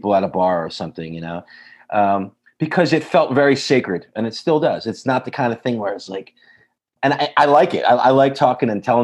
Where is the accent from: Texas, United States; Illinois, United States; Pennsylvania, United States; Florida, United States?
Pennsylvania, United States; Philadelphia; I grew up in just outside Philadelphia.